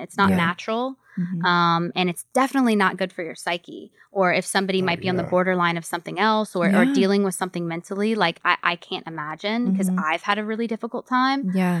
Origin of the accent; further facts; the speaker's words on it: Louisiana, United States; I'm from Louisiana. So I'm, you know, across the country from everyone I've ever known in my whole entire life.